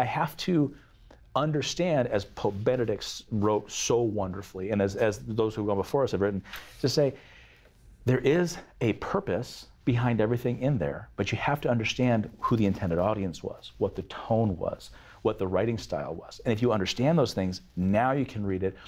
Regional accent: Arizona, United States; I'm from Arizona

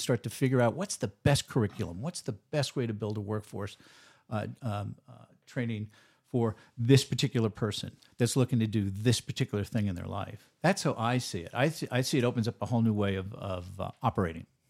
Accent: New York, United States; now in Oregon, United States; I'm a New Yorker by trade

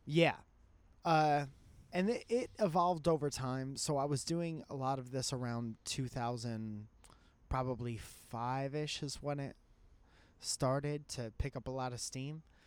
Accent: Connecticut, United States; I was a musician from Connecticut

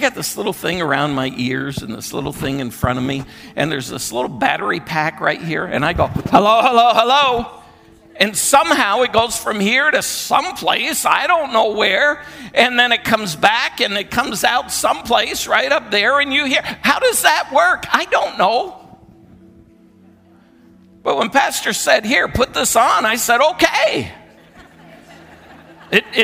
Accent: Vermont, United States; moved away; we're originally from Vermont. We grew up in Vermont.

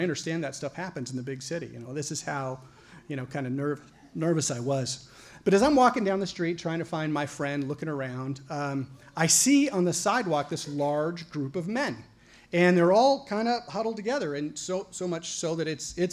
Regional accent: Caldwell, Idaho, United States; moved away as an adult; also born or lived in Oregon; I'm from a small town. I'm from Caldwell, Idaho

